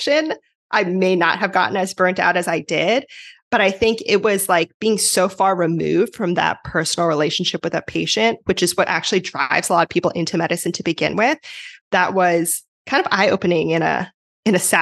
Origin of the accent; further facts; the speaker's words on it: New Jersey, United States; moved away as an adult; now in California, United States; I'm originally from New Jersey, although now I'm out in California.